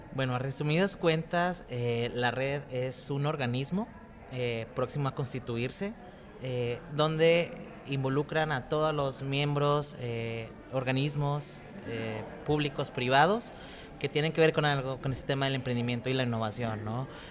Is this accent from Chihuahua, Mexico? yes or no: yes; Ciudad Juárez, Chihuahua, Mexico; soy criado en Ciudad Juárez, eh, nacido en Chihuahua